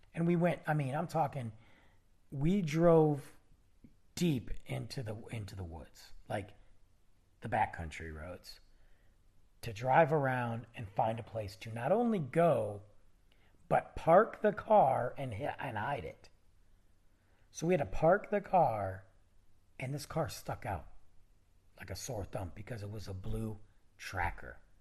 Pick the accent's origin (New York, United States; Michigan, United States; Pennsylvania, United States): Michigan, United States; South Lyon; moved away; the old days of, of South Lyon and, and growing up in high school, 'cause we all went to the same school together